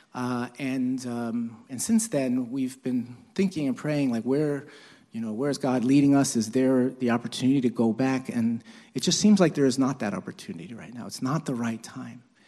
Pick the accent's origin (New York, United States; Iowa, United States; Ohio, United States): New York, United States; New York City; I'm Chinese, although my parents were born in Korea, but, uh, but, and I was born in Brooklyn, actually.